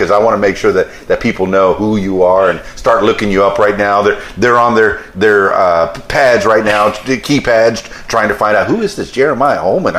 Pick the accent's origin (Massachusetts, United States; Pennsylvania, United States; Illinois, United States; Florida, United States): Florida, United States; moved away; Yeah, like I said, I'm here from South Florida. I've never been back.